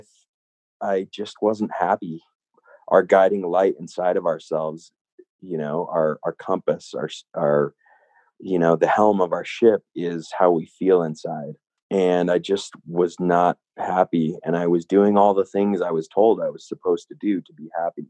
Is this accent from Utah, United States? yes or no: yes; Salt Lake City, Utah, United States; also born or lived in California; now in Jackson Hole, United States; I grew up in Utah, Salt Lake City, Utah.